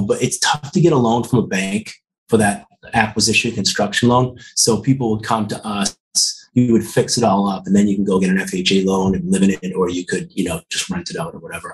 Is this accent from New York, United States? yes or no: no; Quincy, Massachusetts, United States; also born or lived in South Boston, Massachusetts; I grew up in Quincy. Mm-hmm. and I lived in South Boston most of my adult life